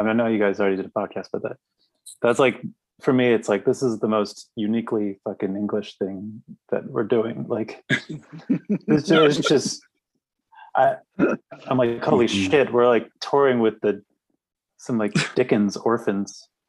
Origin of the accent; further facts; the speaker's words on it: Washington, District of Columbia, United States; moved away; also born or lived in New York City; so many people are transplants, like me included. I grew up in Washington, D.C.